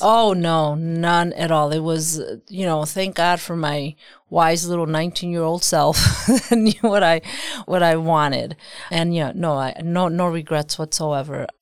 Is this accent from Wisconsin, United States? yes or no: yes; Milwaukee, Wisconsin, United States; born or raised there; also born or lived in Mexico / Chicago